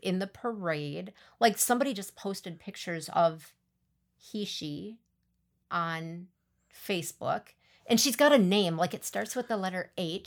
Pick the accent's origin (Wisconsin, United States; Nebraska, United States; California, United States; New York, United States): Wisconsin, United States; Milan; also born or lived in Abbotsford / Athens; growing up in Milan, Abbotsford, Athens